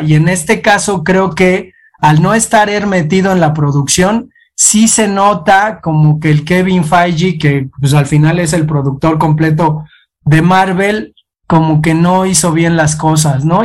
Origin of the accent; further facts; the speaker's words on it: Mexico; also born or lived in Tula, Hidalgo; somos los mexicanos